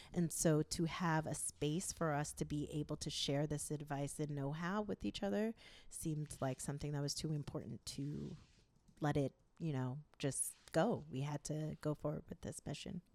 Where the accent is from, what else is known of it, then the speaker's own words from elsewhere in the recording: New York, United States; I am from New York, of Haitian descent